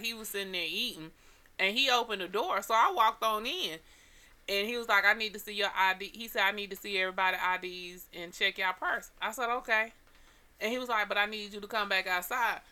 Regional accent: Atlanta, Georgia, United States; I'm from Atlanta

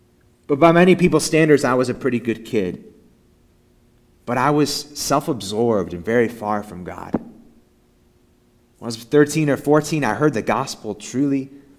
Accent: the Bible Belt, United States; I grew up in the Bible Belt and was confused about what it means to be a Christian.

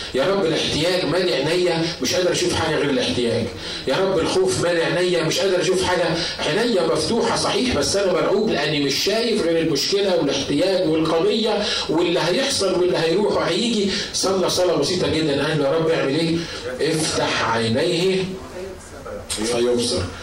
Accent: Egypt; عندنا في مصر

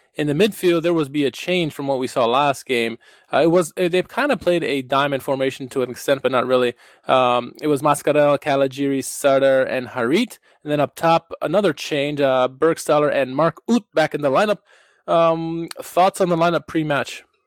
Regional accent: Washington, District of Columbia, United States; it's my hometown

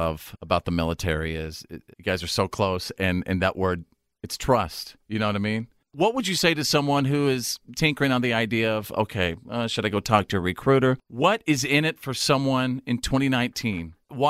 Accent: Texas, United States; I'm from Texas.

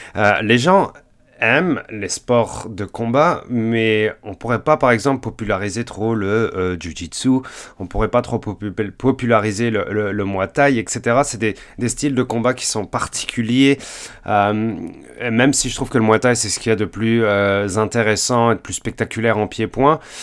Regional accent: France; now in Montreal, Canada; je suis français, je suis canadien, euh, j'habite au Canada depuis environ 11 ans

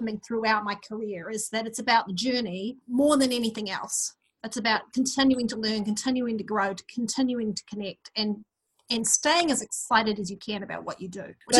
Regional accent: Auckland, New Zealand; accent: mid-Pacific; I grew up in New Zealand. You can probably tell by my somewhat strange mid-Pacific accent, but I grew up in New Zealand in the 1960s. Early 70s. And the first place I lived as a child was in South Auckland

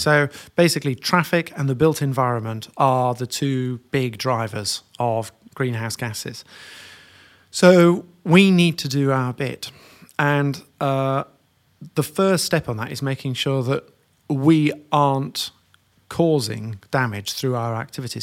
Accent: York, Yorkshire and the Humber, United Kingdom; I grew up in York

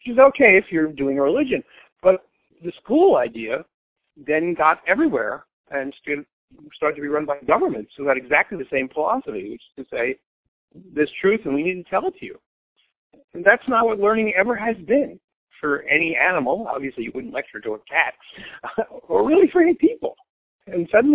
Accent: United States; as an American

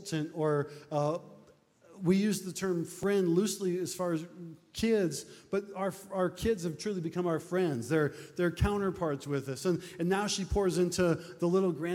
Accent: Nebraska, United States; We're from Nebraska.

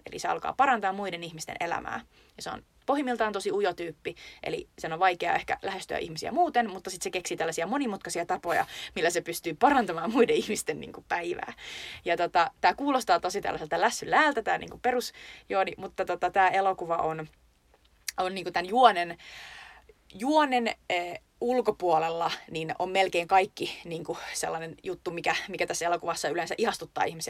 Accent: Lappeenranta, South Karelia, Finland; meillä Lappeenrannassa

